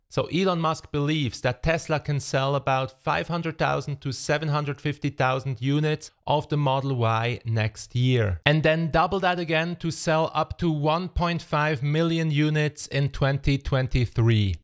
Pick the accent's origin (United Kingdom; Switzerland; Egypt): Switzerland; my home country, Switzerland.